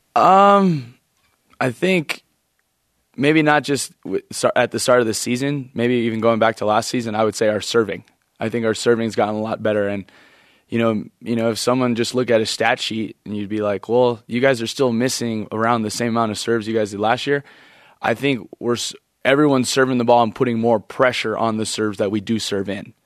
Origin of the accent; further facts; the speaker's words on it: Hawaii, United States; moved away; we're from Hawaii, so we kinda have this, like, laid back feel to us